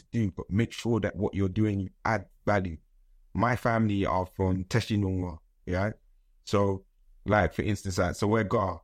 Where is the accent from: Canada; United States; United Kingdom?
United Kingdom; London; I was born in London